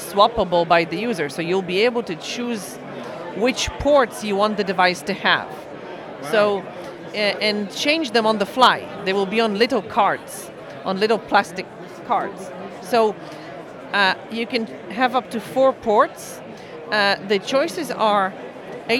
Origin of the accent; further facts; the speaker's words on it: Israel; I'm coming from Israel